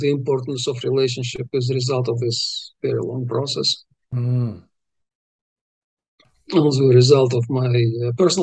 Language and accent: English; Uzbekistan; first language Russian; English is a second language; moved away as an adult; when I was growing up in Uzbekistan